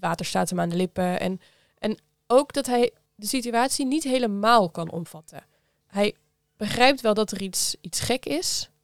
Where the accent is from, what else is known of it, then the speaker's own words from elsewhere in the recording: Geertruidenberg, North Brabant, Netherlands; Ik kom uit Geertruidenberg. Dat is een oh klein dorp bij Breda